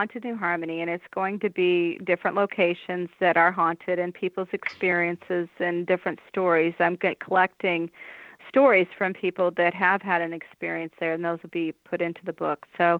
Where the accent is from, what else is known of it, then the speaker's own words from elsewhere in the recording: Massachusetts, United States; now in Indiana, United States; I come from Massachusetts, where there were a lot of opportunities for people who are interested in the paranormal to experience it firsthand. And I haven't found that much in Indiana since I've been back.